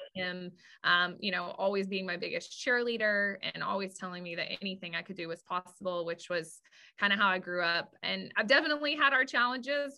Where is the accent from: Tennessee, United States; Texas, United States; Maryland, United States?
Texas, United States; West; I grew up in West Texas